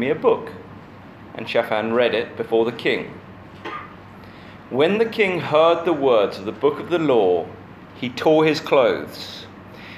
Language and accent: English; United Kingdom; as a British person